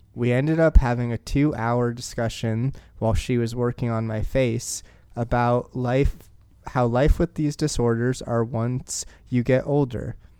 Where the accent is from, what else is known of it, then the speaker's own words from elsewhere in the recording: Portland, Oregon, United States; my hometown team